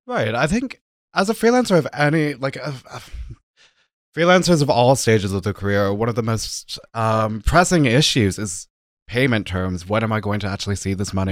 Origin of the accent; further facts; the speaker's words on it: United States; moved away as an adult; now in Germany; as an American citizen, when I moved to Germany, my visa only allowed freelance work